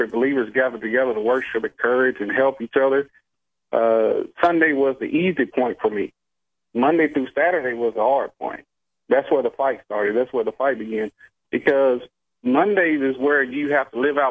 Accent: Alabama, United States; I'm from Alabama

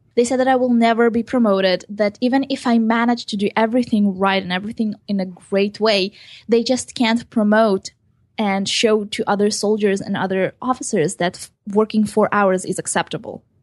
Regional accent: Israel; also born or lived in Ukraine; I was born in Ukraine and I came to Israel when I was seven years old

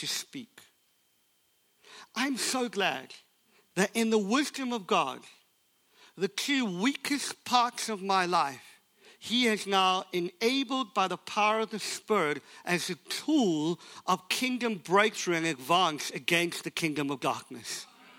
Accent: South Africa; I was born in South Africa under an apartheid system, which meant that the color of my skin didn't afford me the opportunity to go to university

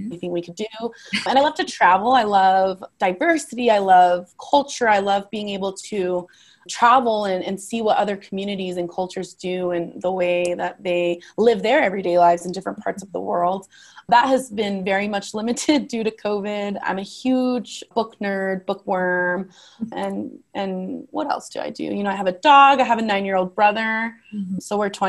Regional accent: Las Vegas, Nevada, United States; also born or lived in Southern California; I'm a Las Vegas native. I was born in Southern California. However, I've lived in Las Vegas since I was like 1 year old

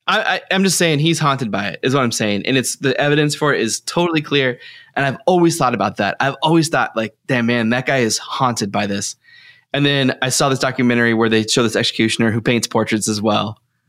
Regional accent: Texas, United States; accent: Texas; I'm being polite about my Texas accent for New Brunsfels or whatever.

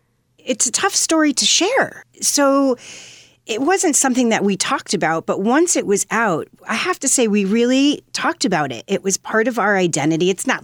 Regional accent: Fairfield County, Connecticut, United States; I grew up in Fairfield County, Connecticut

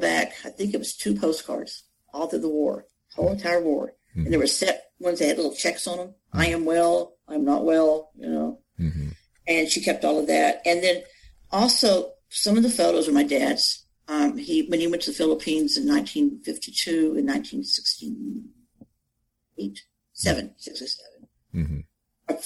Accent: Texas, United States; I'm not real close to my cousins because they're all in California and I grew up in Texas

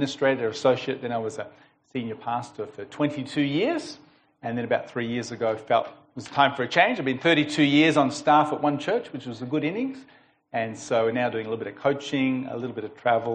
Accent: United States; now in Melbourne, Australia; I was born in Melbourne, grew up in America, spent about 10 years over there

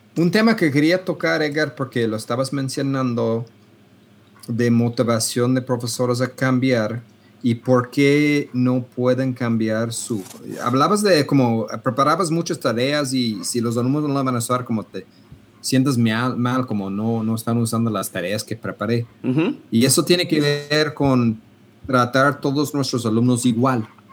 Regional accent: Canada; now in Guadalajara, Mexico; yo soy loco canadiense

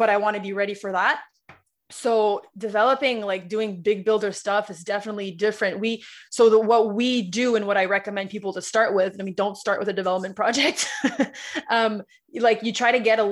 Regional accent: Ottawa, Ontario, Canada; I'm from Ottawa

